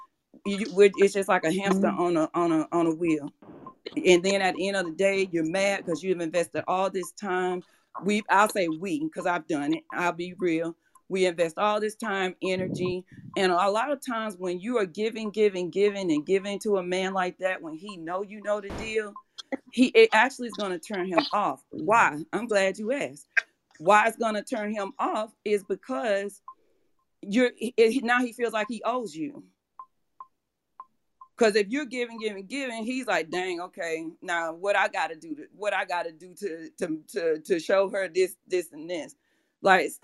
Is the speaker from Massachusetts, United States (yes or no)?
no; Atlanta, Georgia, United States; moved away; I'm from Atlanta. So, well, Georgia. So back in Atlanta